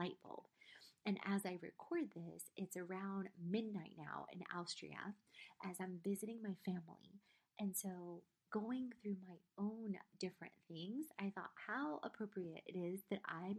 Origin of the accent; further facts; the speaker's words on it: South Carolina, United States; also born or lived in Poland / Trieste, Italy; I was born in Poland, left to a refugee camp in Trieste, Italy, which is about an hour outside of Venice, when I was 6 months old, lived there for 10 months. Then we immigrated to South Carolina